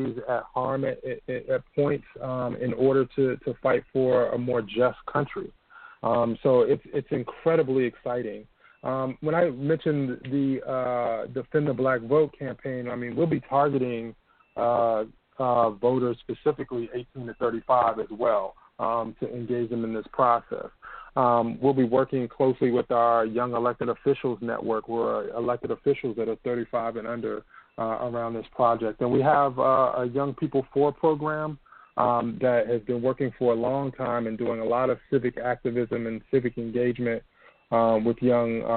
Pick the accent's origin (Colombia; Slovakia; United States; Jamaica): United States; Washington, District of Columbia; I'm a native Washingtonian, born and raised in Washington, D.C.